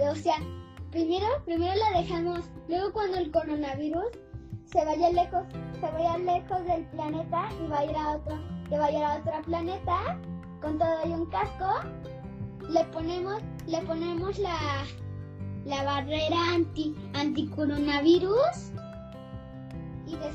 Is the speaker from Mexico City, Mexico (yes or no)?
yes; Mexico City, Mexico; born there; nací en la Ciudad de México y luego, luego me llevaron para esa casa y ahí estuve seis años